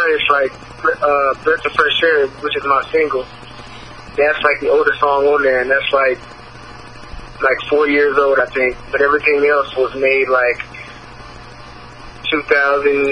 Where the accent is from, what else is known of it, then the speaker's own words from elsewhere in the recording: Elkhart, Indiana, United States; I grew up in Elkhart, Indiana